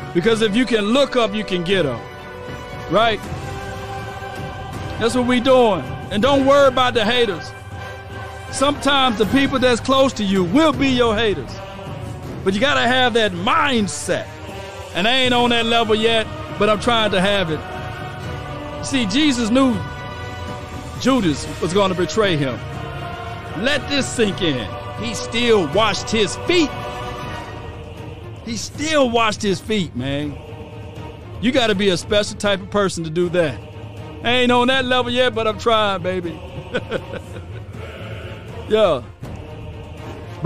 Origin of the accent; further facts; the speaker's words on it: Mississippi, United States; I'm from Mississippi, so I know I don't talk like talk like you guys